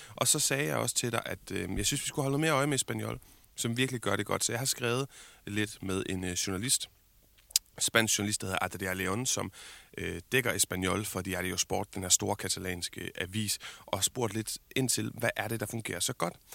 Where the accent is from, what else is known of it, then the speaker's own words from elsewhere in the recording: Denmark; som dansker